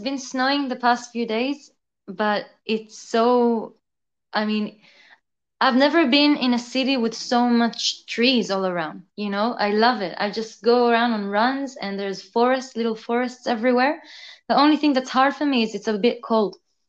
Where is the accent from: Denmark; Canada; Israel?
Israel; accent: mix of everything, mostly Israeli; also born or lived in San Francisco, United States / Melbourne, Australia; So I was born in San Francisco. And then when I was two, I moved to Israel. And when I was 10, I moved to Melbourne, Australia. And then when I was 16, I moved to Israel again.